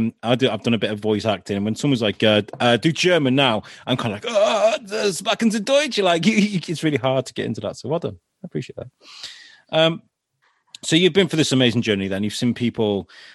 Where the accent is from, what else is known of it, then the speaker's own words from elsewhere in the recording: United Kingdom; we're British, we're over polite, and we're not direct in our nature, you know.